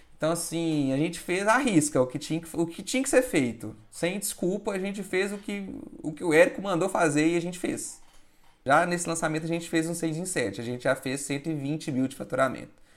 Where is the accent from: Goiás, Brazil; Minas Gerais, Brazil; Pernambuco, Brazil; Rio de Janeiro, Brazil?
Minas Gerais, Brazil; eu sou de Minas